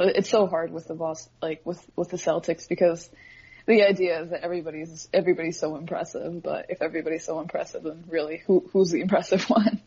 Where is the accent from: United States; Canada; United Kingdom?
Canada; Edmonton, Alberta; moved away as an adult; now in Toronto, Canada; I, am born and raised in Edmonton